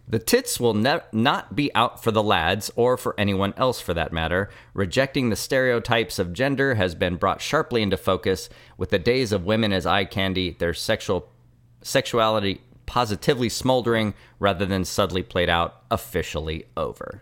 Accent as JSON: {"language": "English", "town": "Richmond", "region": "California", "country": "United States", "tie": "born or raised there", "said": "I am from Richmond, but it's not like I didn't live in the hills in a nice house"}